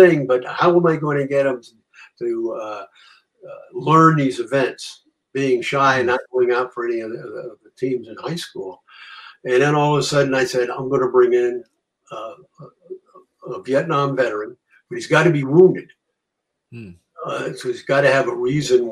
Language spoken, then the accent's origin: English; Norwalk, Connecticut, United States; I grew up in Norwalk